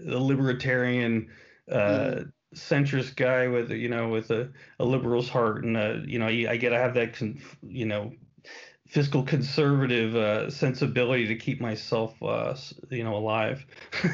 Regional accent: New York, United States; I was born in New York

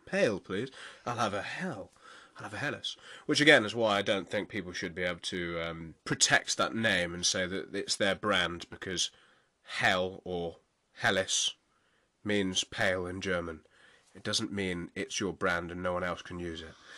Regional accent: United Kingdom; us being here in the U K and being both British citizens

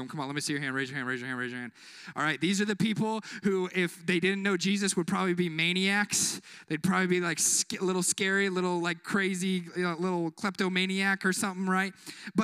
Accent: Kansas City, Missouri, United States; moved away; Kansas City in my hometown in Missouri

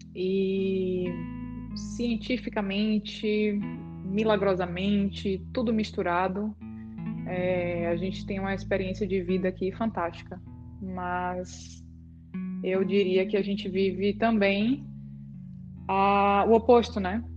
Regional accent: Brazil; nós somos brasileiras

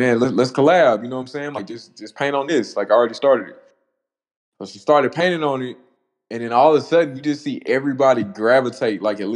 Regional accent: Dallas, Texas, United States; moved away as an adult; now in Tyler, United States; I was born in Tyler, but I grew up in Dallas

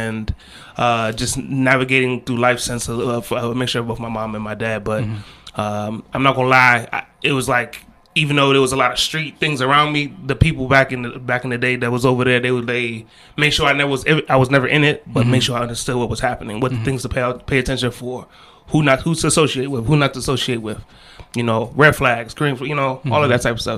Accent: Maryland, United States; I was born and raised here

